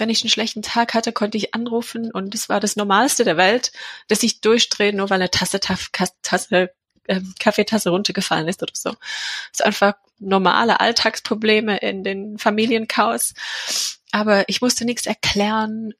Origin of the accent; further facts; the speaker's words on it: England, United Kingdom; German is a second language; now in Leonberg, Germany; Ich komme aus England und wohne in der Nähe von Leonberg